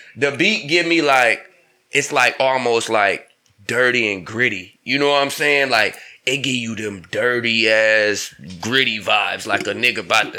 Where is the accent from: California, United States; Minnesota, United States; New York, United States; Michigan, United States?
Michigan, United States; Battle Creek; I'm from Michigan. I'm from a small town in Michigan. It's called Battle Creek, Michigan, bro.